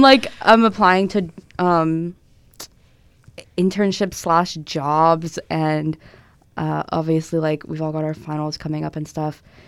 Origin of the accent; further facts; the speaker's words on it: Tennessee, United States; moved away; I'm from Tennessee